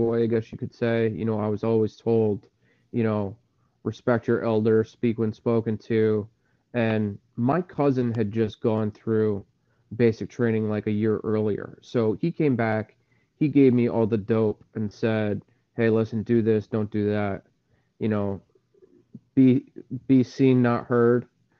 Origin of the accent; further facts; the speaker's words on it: Salem, Connecticut, United States; I came from Salem, Connecticut. I grew up, I guess you could say lower middle class